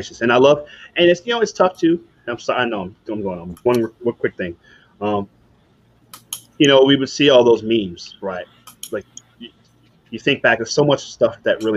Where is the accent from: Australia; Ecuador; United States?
United States; Virginia; growing up in Virginia